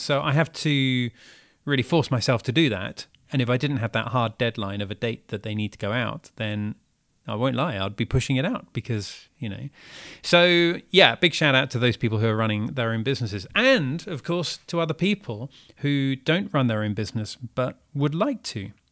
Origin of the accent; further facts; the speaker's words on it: United Kingdom; moved away as an adult; now in Paris, France; I'm British and living here and I've been living here just for this year